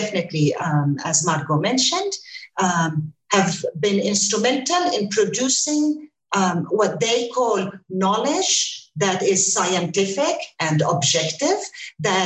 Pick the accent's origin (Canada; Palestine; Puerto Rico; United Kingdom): Palestine; Ramallah, West Bank; moved away as an adult; also born or lived in United States; I'm with you from Palestine, from Ramallah. I just returned here after 23 years in the United States.